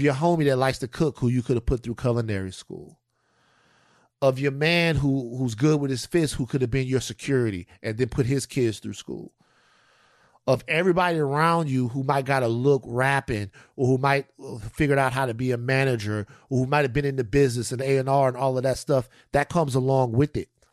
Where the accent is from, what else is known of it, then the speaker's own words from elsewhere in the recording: Louisiana, United States; moved away; I come from Louisiana where people get sick.